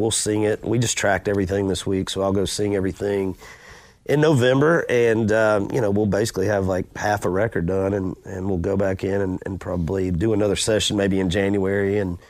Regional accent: Macon, Georgia, United States; He came to Macon, my hometown, and played for the Macon Braves for a while in the minor leagues

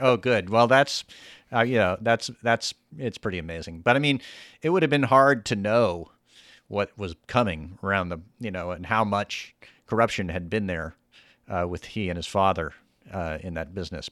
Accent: the South, United States; my whole life I grew up in the South

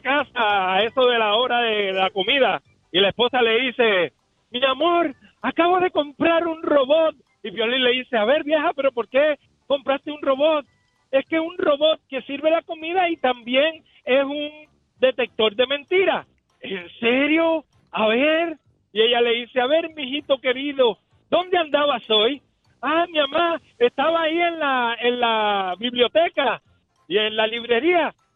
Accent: Puerto Rico; De Puerto Rico, de Puerto Rico.

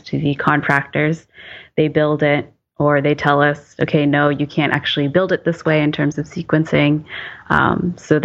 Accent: East Coast, United States; moved away; I'm from the East Coast, where our big loading was snow

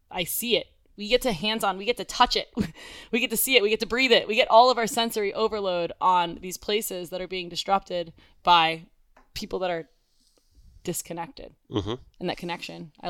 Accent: Coral Springs, Florida, United States; Coral Springs. We're from mm-hmm. Coral Springs, Florida.

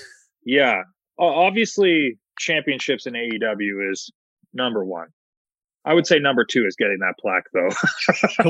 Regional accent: Hamilton, Ontario, Canada; my hometown of Hamilton, Ontario

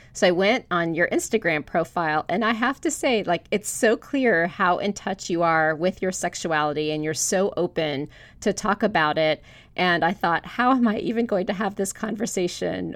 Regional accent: Florida, United States; I grew up in Florida. I'm the daughter of immigrants from Hungary

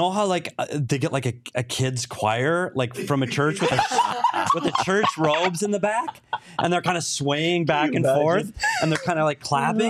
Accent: Minnesota, United States; now in Arizona, United States; And mine says I'm not bougie because I'm from Minnesota.

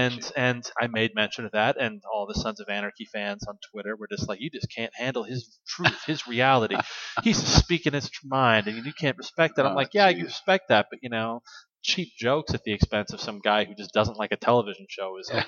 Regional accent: Washington, United States; born there; also born or lived in Massachusetts; I mean, you know, I was born in Washington. My dad, like I said, is in the Coast Guard, so we got bounced between there and Massachusetts.

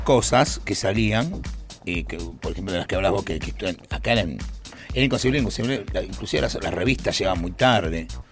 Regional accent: Buenos Aires, Argentina; Yo nací en Saavedra

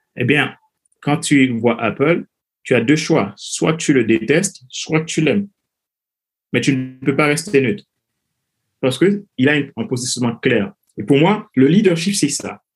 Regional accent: Haiti; moved away as an adult; je suis originaire de Haïti, donc j'ai grandi dans un pays

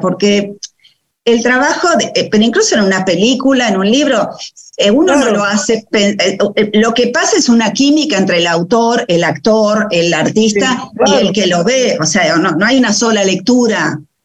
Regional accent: Buenos Aires, Argentina; nací en Capital, eh, pero vengo de una familia húngara y polaca

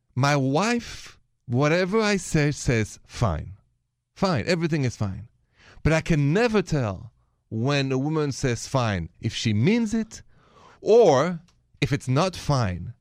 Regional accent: France; accent: French; The accent is French, français

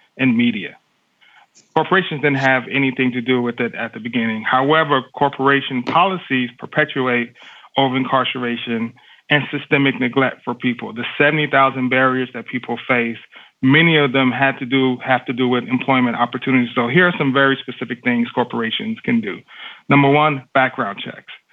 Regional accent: Dallas, Texas, United States; I grew up in Dallas, Texas in the 80s and 90s

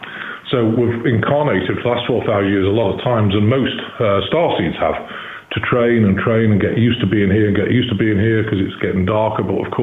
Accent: Chester, North West England, United Kingdom; born there; now in Missouri, United States; Now, I'm in the United States. I live in Missouri, but I was born in Chester, which is 20 miles from Liverpool and 30 miles from Manchester.

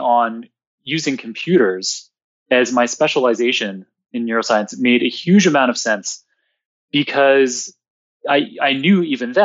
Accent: Toronto, Ontario, Canada; I grew up in downtown Toronto

